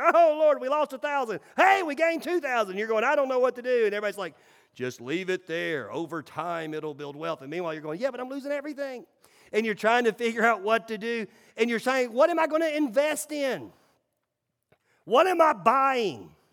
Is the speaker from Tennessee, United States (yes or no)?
yes; Nashville, Tennessee, United States; I grew up in Nashville.